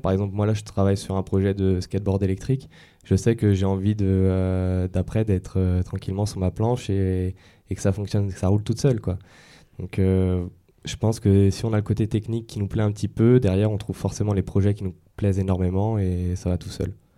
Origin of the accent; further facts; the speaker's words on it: Yvelines, Île-de-France, France; moved away as an adult; also born or lived in Dijon; je suis parti des Yvelines à Dijon, en province